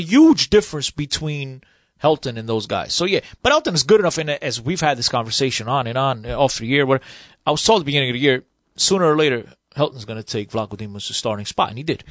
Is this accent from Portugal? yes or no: yes; Portugal; moved away; I was born in Portugal. It's my country of birth.